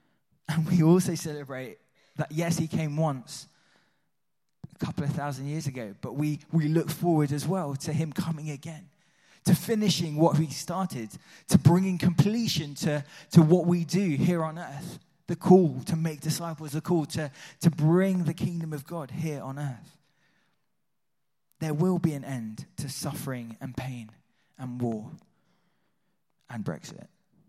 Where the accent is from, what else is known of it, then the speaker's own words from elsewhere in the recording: Switzerland; Although I grew up in Switzerland, so that was part of the culture, right? It's in my blood.